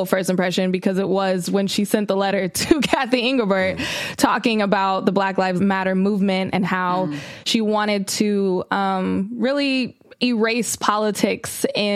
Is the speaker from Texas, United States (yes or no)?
no; Sacramento, California, United States; I grew up in Sacramento